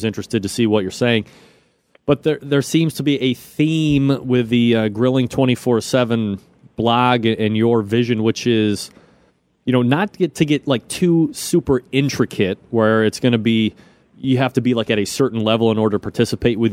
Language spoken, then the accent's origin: English; Ohio, United States; I'm from Ohio